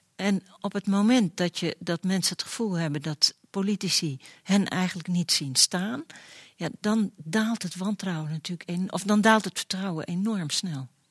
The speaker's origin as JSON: {"language": "Dutch", "country": "Netherlands", "said": "als Nederlanders zijn we"}